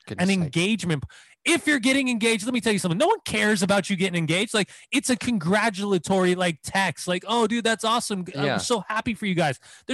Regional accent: Southern California, United States; also born or lived in Boston; But yeah, man, I'm from Southern California.

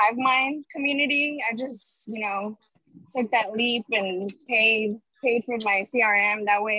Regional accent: Dallas-Fort Worth area, Texas, United States; But I'm from the Dallas-Fort Worth area, from Texas.

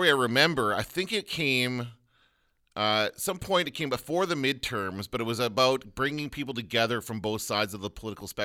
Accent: Canada; we're Canadian.

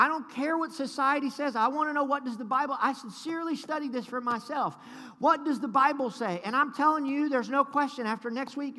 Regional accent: United States; I'm American

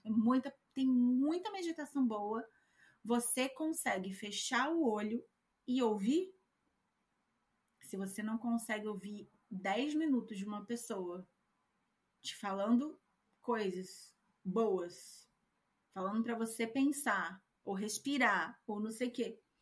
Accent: Brazil; moved away; eu, que sou brasileira, não tenho o mesmo sotaque que você

